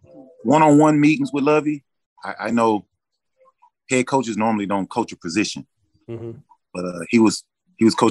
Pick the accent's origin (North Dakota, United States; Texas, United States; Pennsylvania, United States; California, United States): Texas, United States; also born or lived in Chicago; my home state